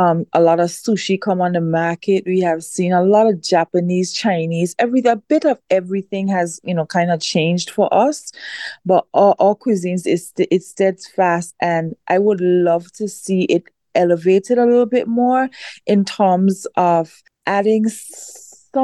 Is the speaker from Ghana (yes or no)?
no; British Virgin Islands; born or raised there